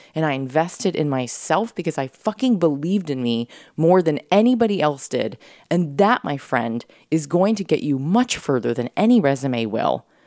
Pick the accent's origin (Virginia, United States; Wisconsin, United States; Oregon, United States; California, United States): California, United States; San Diego; moved away as an adult; also born or lived in Florida / New York City; I came from San Diego